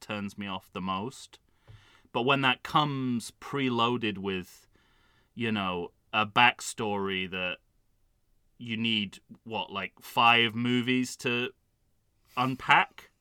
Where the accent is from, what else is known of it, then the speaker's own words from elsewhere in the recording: United Kingdom; I'm a British man who wears glasses.